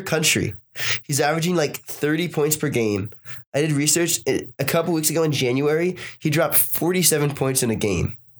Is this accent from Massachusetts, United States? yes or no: yes; Boston, Massachusetts, United States; Born and raised in Boston